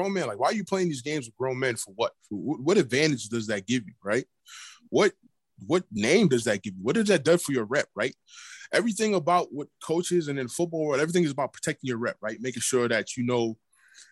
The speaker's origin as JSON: {"language": "English", "town": "New York City", "region": "New York", "country": "United States", "tie": "born or raised there", "said": "I'm from New York City"}